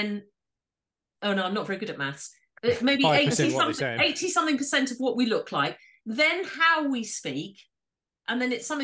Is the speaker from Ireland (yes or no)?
no; Yorkshire and the Humber, United Kingdom; But I am from Yorkshire